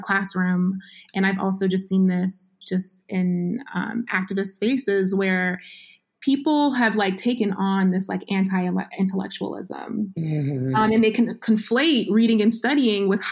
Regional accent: Vermont, United States; now in Georgia, United States; I live in Georgia. And I grew up in the Northeast. I grew up in Vermont

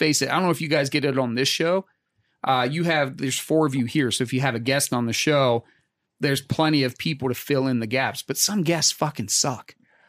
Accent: Pittsburgh, Pennsylvania, United States; I grew up in Pittsburgh, generational Steeler fan, right?

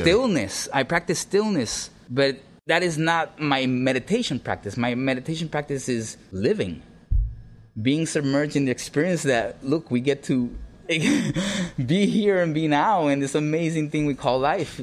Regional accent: Puerto Rico; yo siendo ciudadano americano, por más que puertorriqueños seamos, somos ciudadanos americanos legalmente

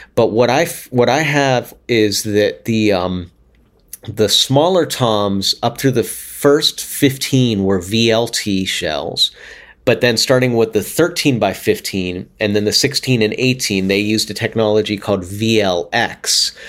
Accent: Pittsburgh, Pennsylvania, United States; I grew up in Pittsburgh, which is a pretty good hockey town

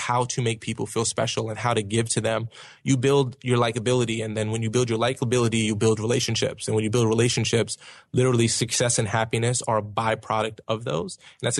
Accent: Brooklyn, New York, United States; accent: Brooklyn; I'm from Brooklyn. So I would have like a Brooklyn accent and I would say certain words kind of harsh.

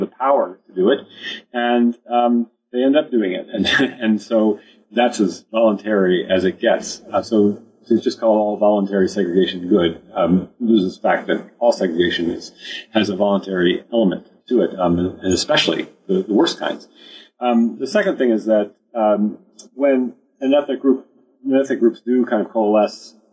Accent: United States; I grew up in the United States

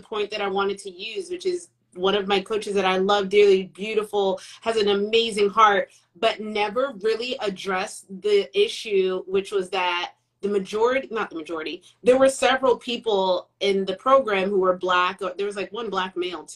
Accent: United States; We grew up in America

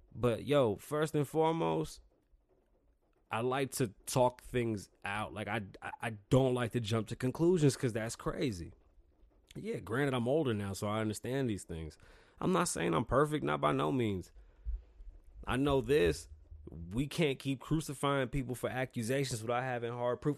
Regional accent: New York City, New York, United States; now in Las Vegas, United States; I'm from New York City. I grew up in a real melting pot.

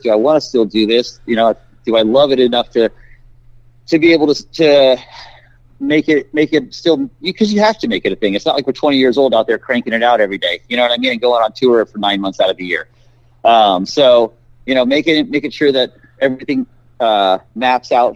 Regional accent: San Antonio, Texas, United States; moved away as an adult; now in Oregon, United States; I'm originally from San Antonio, Texas. I was born there and lived the majority of my life down in that area, but I moved up here about 9 years ago

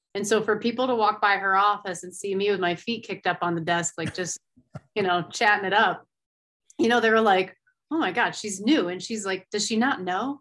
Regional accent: Finger Lakes region, New York, United States; moved away as an adult; now in Colorado, United States; I grew up in the Finger Lake region, so I was a big water skier

